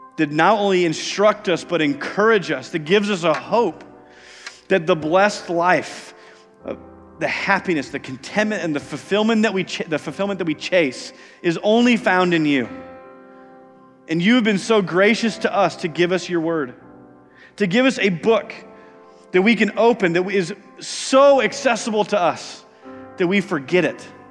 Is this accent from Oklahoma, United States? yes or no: no; Iowa, United States; moved away; I grew up in Iowa